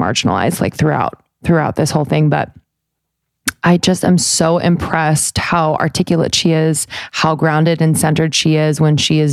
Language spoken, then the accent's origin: English; United States; I love being an American